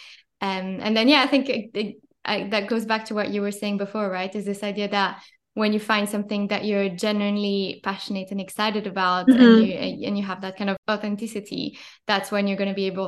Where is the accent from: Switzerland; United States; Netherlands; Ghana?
Switzerland; I grew up in Switzerland, so much more of a kind of forest landscape